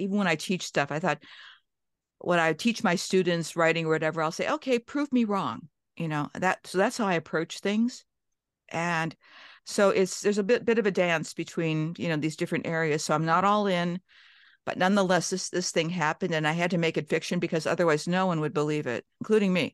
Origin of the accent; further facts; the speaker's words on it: Cleveland, Ohio, United States; also born or lived in Johnstown, Pennsylvania / Minnesota; I grew up in Cleveland, Ohio